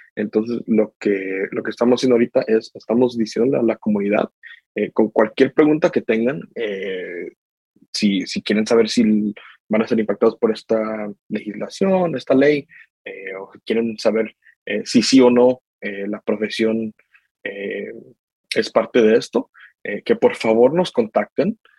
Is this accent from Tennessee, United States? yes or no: yes; Knoxville, Tennessee, United States; also born or lived in Guadalajara, Mexico; yo nací en Guadalajara, México. Eh, yo y mi mamá nos venimos acá a los Estados Unidos en el año 2000, donde hemos estado en Knoxville, Tennessee, desde ese tiempo. Eh, ahí es donde yo crecí